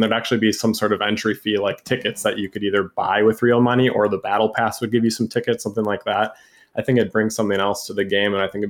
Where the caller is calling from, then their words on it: Wisconsin, United States; Calling from Wisconsin.